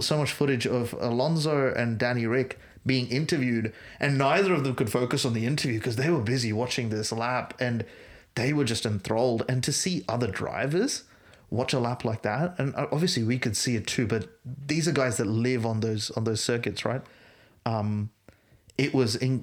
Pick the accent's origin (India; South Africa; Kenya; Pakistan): India; Bangalore, Karnataka; I grew up in Bangalore